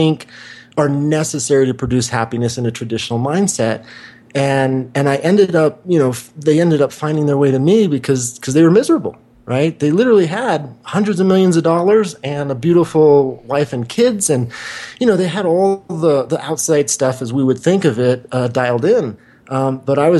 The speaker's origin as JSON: {"language": "English", "town": "Wichita", "region": "Kansas", "country": "United States", "tie": "born or raised there", "also_born_or_lived": "Santa Monica, California", "moved": "yes", "said": "I grew up in Wichita, Kansas"}